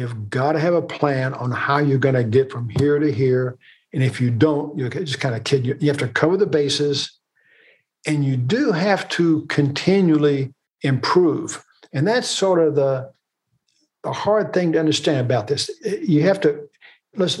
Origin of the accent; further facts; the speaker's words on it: Kentucky, United States; We're from Kentucky